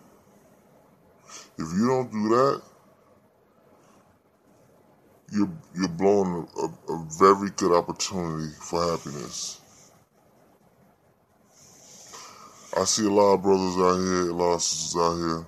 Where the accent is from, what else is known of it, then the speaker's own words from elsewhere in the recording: Paris, Île-de-France, France; I'm from Paris